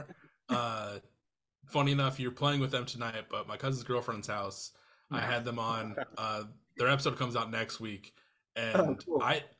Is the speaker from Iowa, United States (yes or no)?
yes; Iowa, United States; now in Twin Cities, United States; growing up in Iowa, we have Casey's and Come and Go's